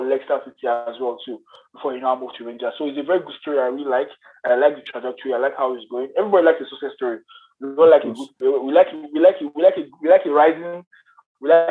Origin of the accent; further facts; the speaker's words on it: Nigeria; I'm a Nigerian